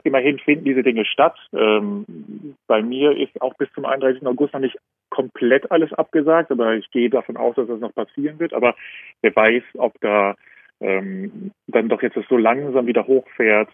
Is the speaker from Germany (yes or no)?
yes; Germany; moved away as an adult; now in Vienna, Austria; ich komme ja aus Deutschland, aber wohne jetzt gerade in Wien